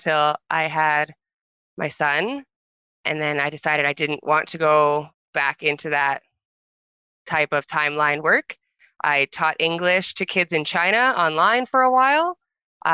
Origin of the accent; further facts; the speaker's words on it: Alberta, Canada; also born or lived in Drumheller, Alberta / Red Deer, Alberta / Calgary, Alberta / Airdrie, Alberta; I was born in Drumheller, Alberta. I've lived in Alberta my whole life. So I grew up mostly in a small town called Irokana